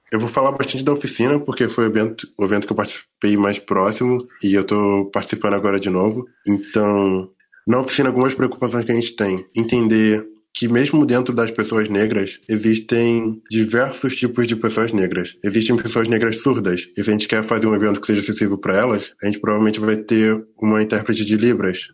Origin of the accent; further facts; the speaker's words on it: Rio de Janeiro, Brazil; accent: chiado; moved away as an adult; now in Porto Alegre, Brazil; sou carioca, então falo chiado.